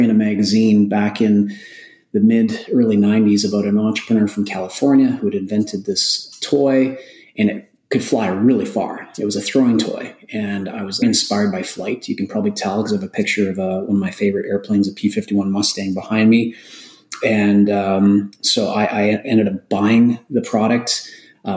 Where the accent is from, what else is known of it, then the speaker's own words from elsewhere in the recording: Alberta, Canada; I was from Alberta